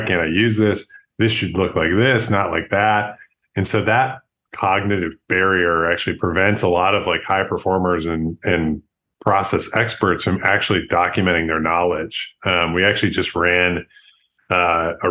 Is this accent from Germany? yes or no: no; Buffalo, New York, United States; also born or lived in San Francisco; now in Chicago, United States; I'm from Buffalo, New York originally.